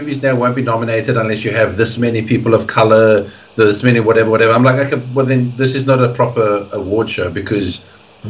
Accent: South Africa; growing up in South Africa

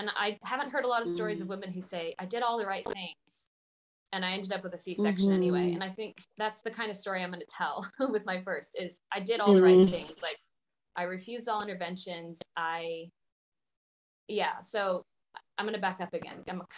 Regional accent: Idaho, United States; moved away as an adult; also born or lived in Spain; now in New Zealand; I am from Idaho originally, and I was living in Spain teaching English

